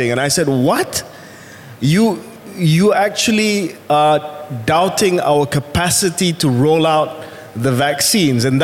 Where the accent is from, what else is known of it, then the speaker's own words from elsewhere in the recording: Kuwait; born there; I was born not in this country. I was born in Kuwait. And I spent all my life, all my pre adult life abroad.